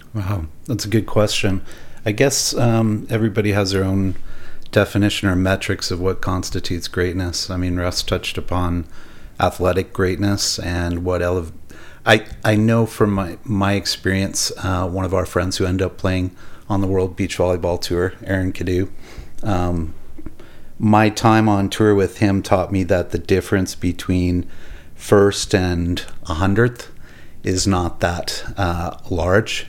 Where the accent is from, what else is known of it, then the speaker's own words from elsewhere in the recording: Millet, Alberta, Canada; also born or lived in Edmonton / Arlington, Texas / Wetaskiwin; We had the farm in, in Millet.